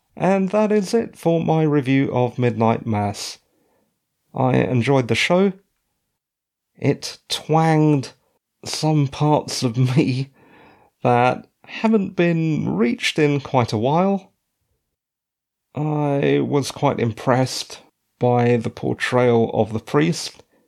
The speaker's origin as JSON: {"language": "English", "region": "British Columbia", "country": "Canada", "moved": "yes", "said": "As a Canadian citizen and ex resident of British Columbia"}